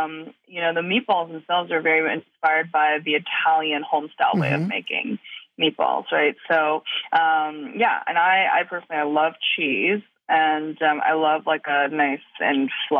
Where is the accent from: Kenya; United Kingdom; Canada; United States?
Canada; also born or lived in Chengdu / Germany; I was born in Chengdu, and when I was about five, we moved to Germany and then, you know, different countries after that. We eventually settled in Canada, where I went to school, high school and college